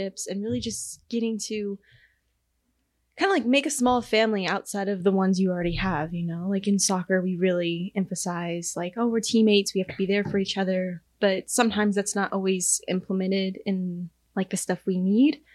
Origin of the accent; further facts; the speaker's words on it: Texas, United States; now in Kansas, United States; I'm from Texas.